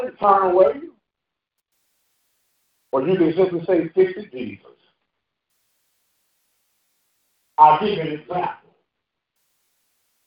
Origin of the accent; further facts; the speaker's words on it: St. Louis, Missouri, United States; moved away; When I was a little kid from the project in St. Louis, Missouri